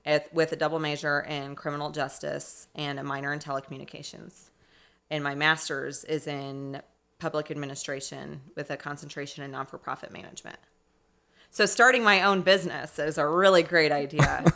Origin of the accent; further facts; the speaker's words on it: Indianapolis, Indiana, United States; also born or lived in Ferdinand, Indiana; I'm from Indianapolis. I grew up in Irvington on the east side